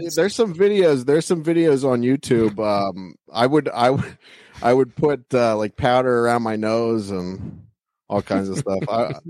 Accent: Allentown, Pennsylvania, United States; moved away; I'm actually originally from Pennsylvania, so it was like around Allentown, Pennsylvania.

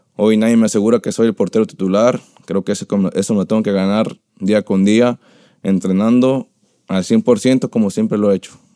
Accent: Jalisco, Mexico; moved away; also born or lived in Tepic; cuando llegué yo de Tepic, bueno, de, de allá de Jalisco donde soy

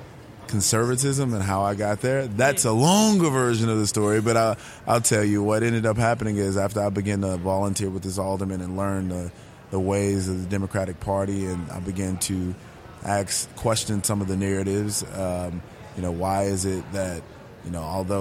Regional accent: Chicago, Illinois, United States; I grew up on the South Side of Chicago, extremely poor

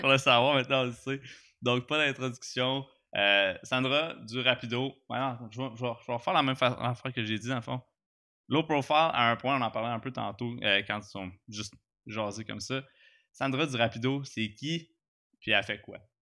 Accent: Gatineau, Quebec, Canada; Je viens de Gatineau, je suis pas un gars d'Armeux

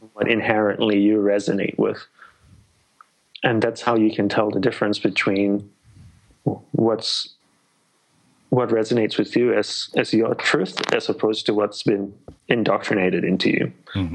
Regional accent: Australia; moved away as an adult; also born or lived in Malaysia / Sri Lanka / Hawaii; I'm Sri Lankan by ancestry, and uh, I was born in Malaysia, grew up in Australia

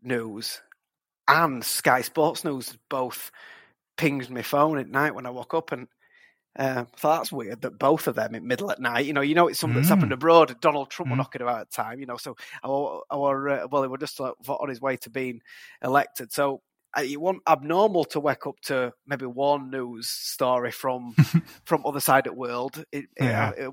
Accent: Huddersfield, Yorkshire and the Humber, United Kingdom; I'm from Huddersfield. I live in Huddersfield now

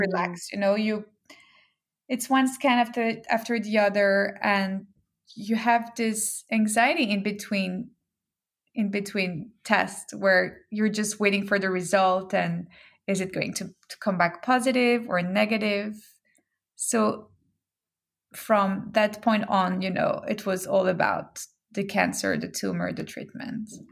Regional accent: Geneva, Switzerland; moved away as an adult; also born or lived in Hong Kong / London / Brazil; now in New York, United States; I grew up in Geneva, Switzerland

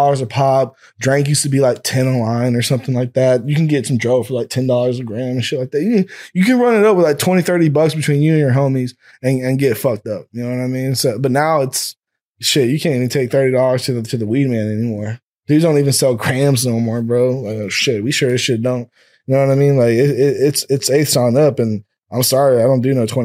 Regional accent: Austin, Texas, United States; I know I'm from here, but I'm from Texas.

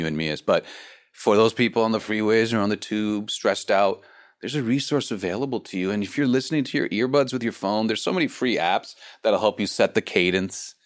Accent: Los Angeles, California, United States; I'm from the States and I'm from Los Angeles

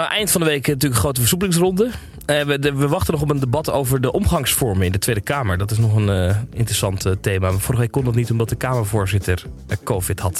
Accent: Roosendaal, North Brabant, Netherlands; ik ben Roosendaler. Ik kom uit Brabant.

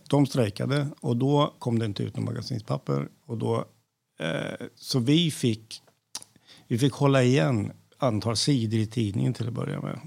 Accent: Värmland, Sweden; moved away; Jag är en värmlänning i förskingringen som har passerat 60

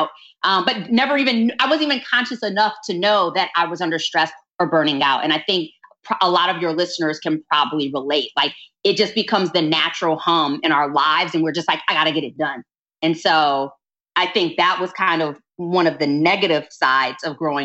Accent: Detroit, Michigan, United States; moved away; also born or lived in Chicago; I'm originally from Detroit

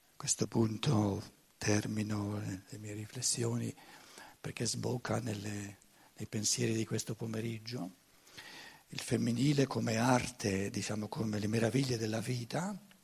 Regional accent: Germany; Italian is a second language; io vengo dalla Germania, e devo imparare, ri, riimparare l'italiano

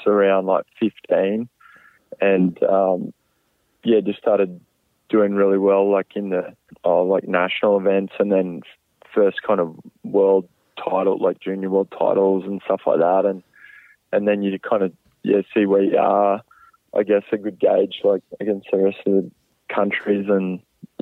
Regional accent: Brisbane, Queensland, Australia; growing up in Australia and, yeah, bit of a Brisbane boy at heart

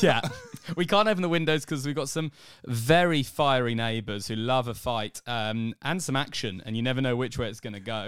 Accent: England, United Kingdom; moved away as an adult; now in Australia; I'm an Englishman, if you didn't get it from the voice, um, who's living in Australia

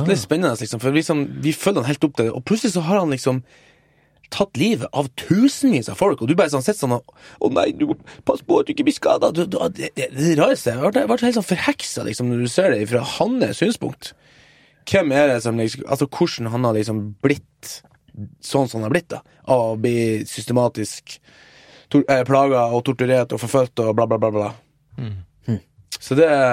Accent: Northern Norway, Norway; moved away; also born or lived in Nigeria; Jeg har vært hjemme i Nord-Norge og hjulpet morsan

